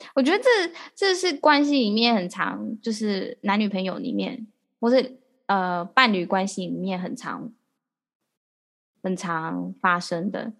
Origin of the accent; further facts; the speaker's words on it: Taiwan; 我们台湾人